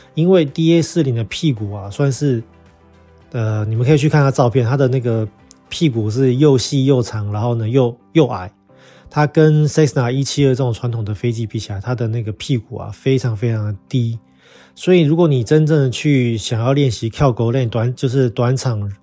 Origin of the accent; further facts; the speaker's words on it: Taiwan; now in Turkey; 你知道我们台湾人要进度拜比较麻烦，需要签证